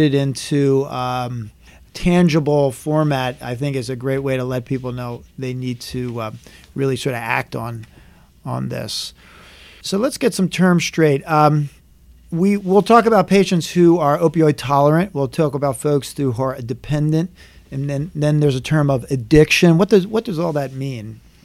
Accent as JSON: {"language": "English", "town": "Philadelphia", "region": "Pennsylvania", "country": "United States", "tie": "born or raised there", "said": "I grew up in Philadelphia, in, in Philadelphia area"}